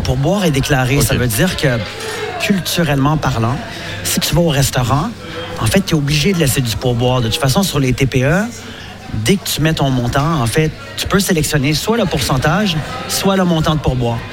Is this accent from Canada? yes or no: yes; Quebec, Canada; accent: Québécois; moved away as an adult; now in France; nos origines au Québec, elles viennent d'ici. C'est juste que nous, on parle un français.